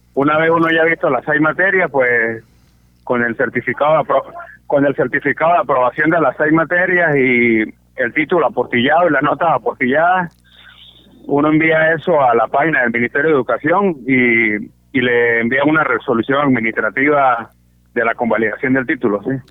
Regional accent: Mérida, Venezuela; accent: San Cristóbal; moved away as an adult; now in San Gil, Colombia; Yo soy nacido en Mérida, sí. Nací en Mérida, en, el Hospital Universitario de los Andes.

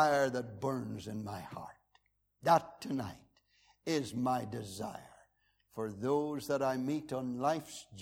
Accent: Northern Ireland, United Kingdom; I was from the Wild West

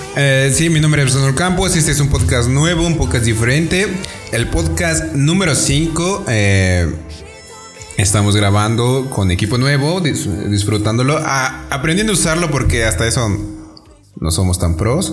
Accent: San Mateo Atenco, State of Mexico, Mexico; yo soy de Toluca, bueno, no de Toluca, soy de San Mateo

